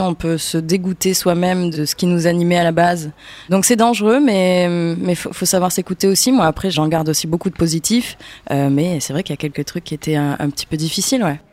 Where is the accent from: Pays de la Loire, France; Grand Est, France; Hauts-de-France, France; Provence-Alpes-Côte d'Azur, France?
Provence-Alpes-Côte d'Azur, France; Avignon; je viens d'Avignon